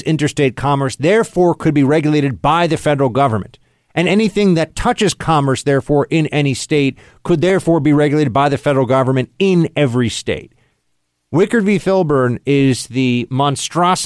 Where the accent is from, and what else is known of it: New York City, New York, United States; born or raised there